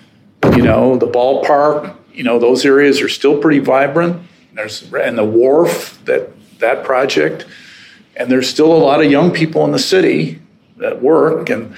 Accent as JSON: {"language": "English", "town": "Detroit", "region": "Michigan", "country": "United States", "tie": "born or raised there", "moved": "yes", "said": "I grew up in Detroit, Michigan."}